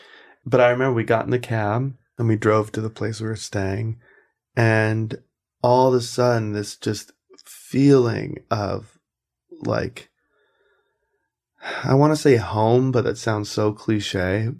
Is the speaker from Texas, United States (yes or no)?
no; South Carolina, United States; moved away as an adult; also born or lived in California; I'm from South Carolina.